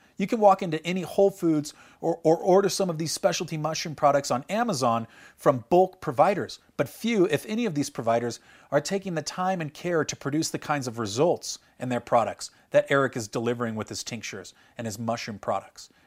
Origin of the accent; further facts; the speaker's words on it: California, United States; Growing up in California